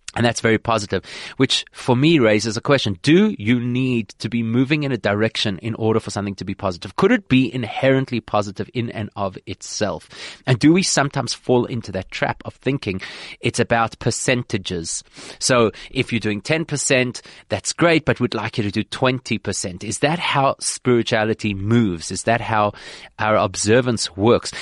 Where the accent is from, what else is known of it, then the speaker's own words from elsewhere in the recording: South Africa; as a South African Jewish community